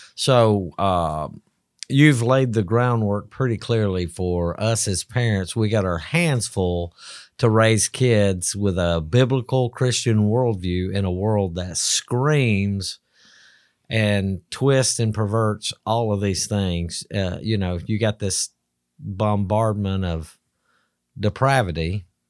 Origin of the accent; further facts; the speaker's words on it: Alabama, United States; I'm from Alabama